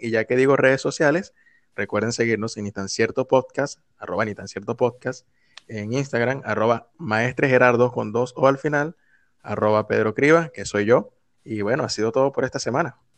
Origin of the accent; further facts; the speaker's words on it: Venezuela; nosotros como venezolanos